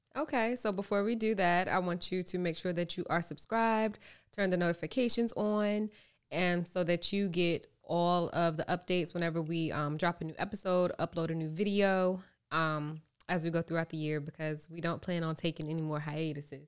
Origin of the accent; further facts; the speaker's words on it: Norfolk, Virginia, United States; moved away as an adult; also born or lived in Los Angeles; I grew up in Norfolk.